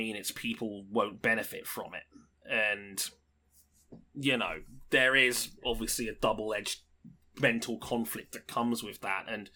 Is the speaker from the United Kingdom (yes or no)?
yes; United Kingdom; I'm British.